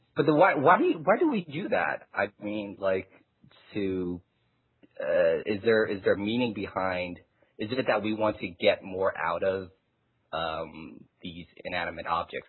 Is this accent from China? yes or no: yes; China; now in United States; I was born in China